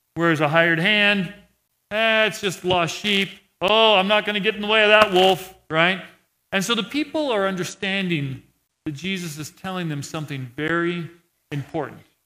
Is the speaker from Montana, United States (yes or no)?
yes; Montana, United States; I'm from Montana